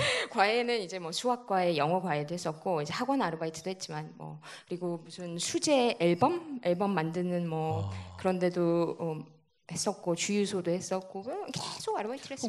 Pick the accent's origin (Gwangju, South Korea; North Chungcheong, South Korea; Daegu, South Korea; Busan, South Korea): North Chungcheong, South Korea; Cheongju; 청주에서 태어났습니다.